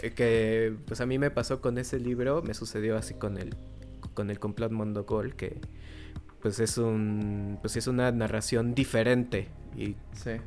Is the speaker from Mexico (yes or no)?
yes; Mexico; como mexicanos